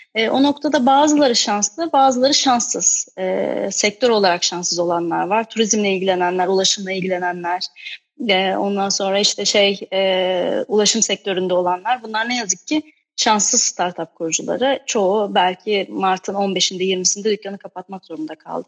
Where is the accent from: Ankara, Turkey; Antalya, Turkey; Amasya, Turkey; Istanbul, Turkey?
Ankara, Turkey; Ayaş; ben aslında şey Ankara Ayaşlıyım